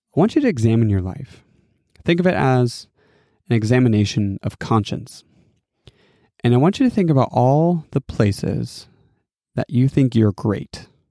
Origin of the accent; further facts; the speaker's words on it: Mount Vernon, Washington, United States; my hometown of Mount Vernon, Washington